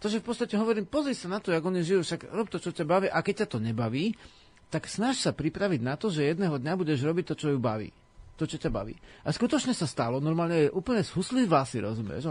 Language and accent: Slovak; Slovakia